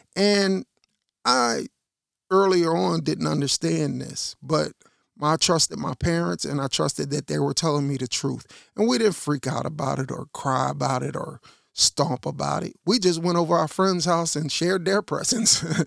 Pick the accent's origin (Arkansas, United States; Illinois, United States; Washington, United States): Illinois, United States; Chicago; I'm from Chicago.